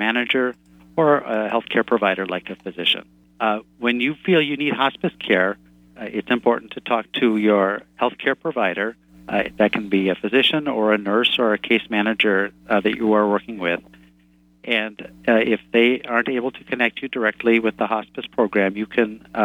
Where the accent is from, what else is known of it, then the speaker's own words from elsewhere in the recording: Minnesota, United States; I'm from Minnesota, and we are famous here for hiding our feelings